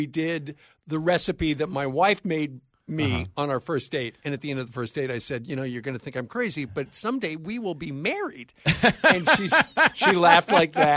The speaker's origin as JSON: {"language": "English", "region": "Iowa", "country": "United States", "said": "I'm from Iowa"}